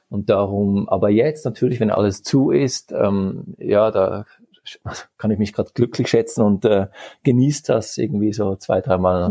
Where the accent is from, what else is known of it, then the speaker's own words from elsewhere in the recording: Geneva, Switzerland; also born or lived in Basel; ich bin in der Schweiz geboren und aufgewachsen